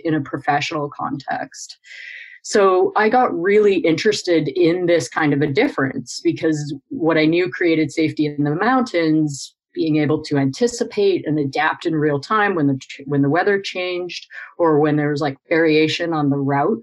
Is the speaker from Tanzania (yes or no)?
no; Canada; I grew up climbing in the Canadian Rockies